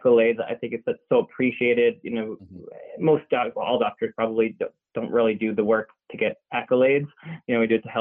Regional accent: Toronto, Ontario, Canada; moved away as an adult; now in Los Angeles, United States; it's where I grew up, and I was there until I came to the States for medical school

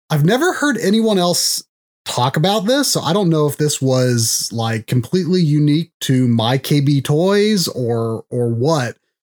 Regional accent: Delaware, United States; I was growing up in Delaware at the time.

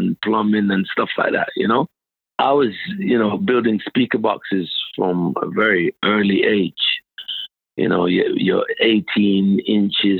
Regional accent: London, United Kingdom; In Southeast London, I grew up in Southeast London.

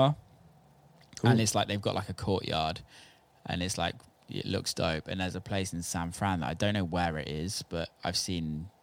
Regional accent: Bristol, South West England, United Kingdom; my hometown here

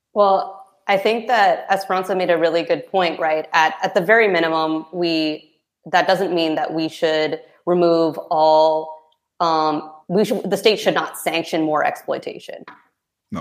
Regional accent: Philippines; as a Filipina, you know, coming from a very religious background

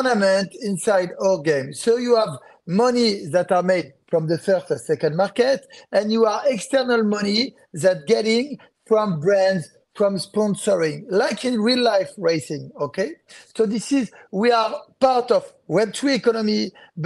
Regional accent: France; accent: French; English is a second language; people know that I'm French regarding to my accent.

